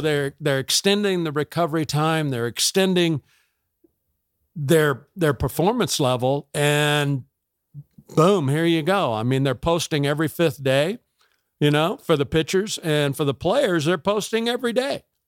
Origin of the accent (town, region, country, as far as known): Tampa, Florida, United States; born or raised there; also born or lived in Georgia